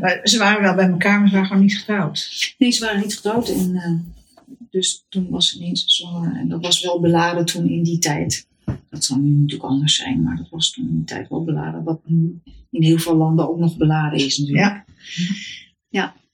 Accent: Heemstede, North Holland, Netherlands; moved away as an adult; also born or lived in Haarlem / Amsterdam; Haarlem ben ik eh, geboren in Heemstede opgegroeid

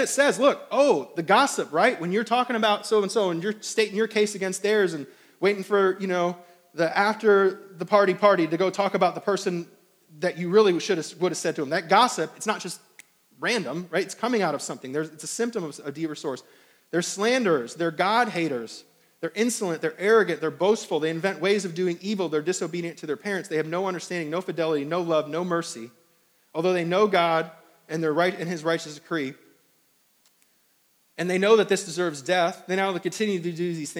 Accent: New York, United States; I don't know if it's because I'm coming from New York and it's like all these palmetto bugs down here

